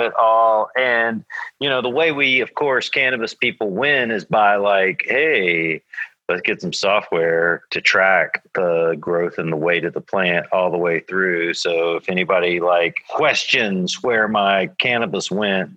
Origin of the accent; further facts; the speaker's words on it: Georgia, United States; moved away as an adult; also born or lived in California / Oklahoma City; I grew up in Georgia and moved to California when I was like in my early 20s